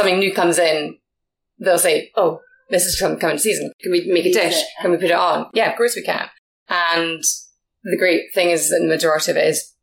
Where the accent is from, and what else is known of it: Scotland, United Kingdom